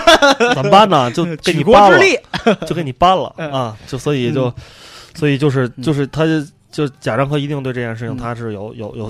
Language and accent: Chinese; China; 我们作为一个中国人